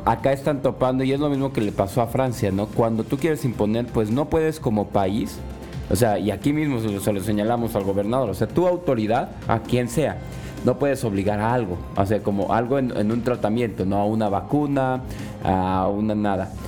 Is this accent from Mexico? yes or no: yes; Mexico; como mexicanos